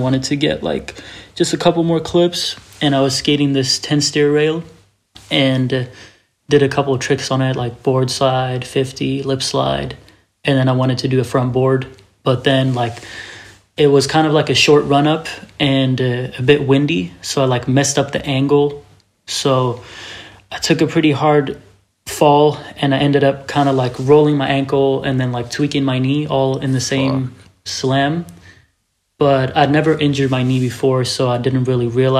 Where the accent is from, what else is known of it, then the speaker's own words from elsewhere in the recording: Malmö, Skåne, Sweden; I grew up in Malmo, Sweden